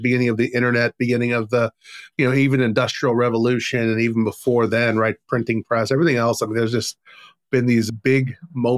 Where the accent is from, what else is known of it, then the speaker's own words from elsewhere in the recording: Texas, United States; now in Arizona, United States; I'm from Texas, now I'm in Arizona